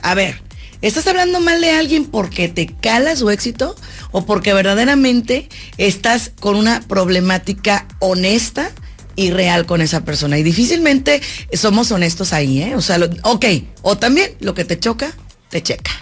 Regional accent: Mexico; como mexicana

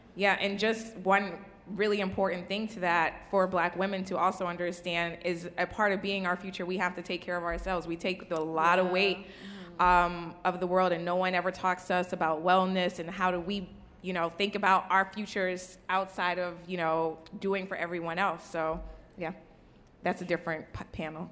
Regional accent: New Orleans, Louisiana, United States; I'm from New Orleans. Um, you know, we had Hurricane Katrina. I literally don't have baby pictures.

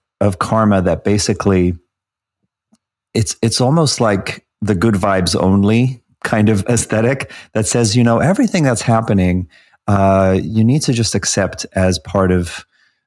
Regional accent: South Africa; I grew up under apartheid in South Africa.

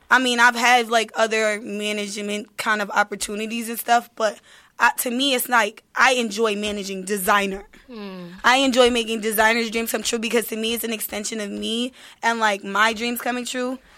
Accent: Detroit, Michigan, United States; I'm coming from Detroit. It's been situations where I ate a Snicker bar for the whole day and that's it.

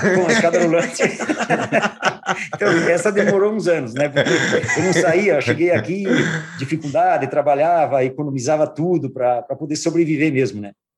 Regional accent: São João da Urtiga, Rio Grande do Sul, Brazil; eu sou do interior de São João da Utiga, de 8 quilômetros de distância

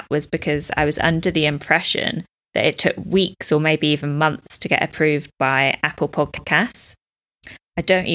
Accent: United Kingdom; moved away as an adult; now in Dubai, United Arab Emirates; I'm a British expat living in Dubai, UAE

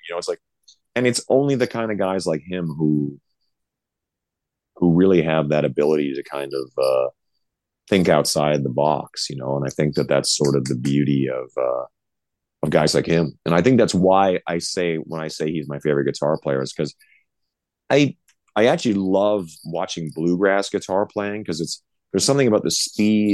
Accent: Canada; now in Las Vegas, United States; we're both from Canada

